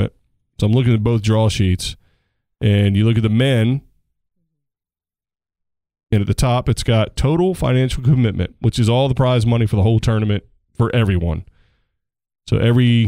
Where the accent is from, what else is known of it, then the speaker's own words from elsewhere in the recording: United States; I am American